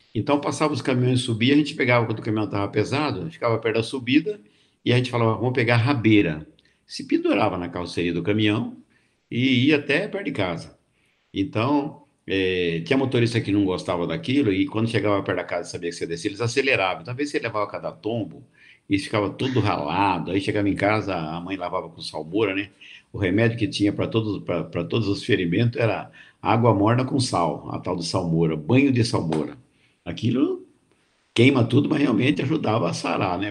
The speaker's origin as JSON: {"language": "Portuguese", "town": "Jundiaí", "region": "São Paulo", "country": "Brazil", "tie": "born or raised there", "also_born_or_lived": "Colômbia, Barretos / Mato Grosso", "said": "eu sou da região de Barretos, nasci em Colômbia, né? Que é um distrito de Barretos, mas saí de lá muito menino e vim morar aqui com a minha avó com 10, 12 anos para estudar aqui em Jundiaí"}